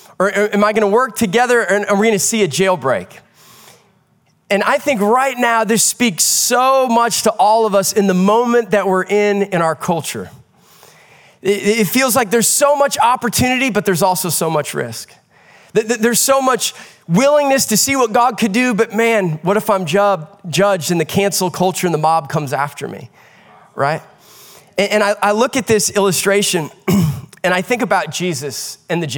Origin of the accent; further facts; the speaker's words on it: Midwest, United States; One of my greatest childhood memories growing up in the Midwest was summer nights outdoors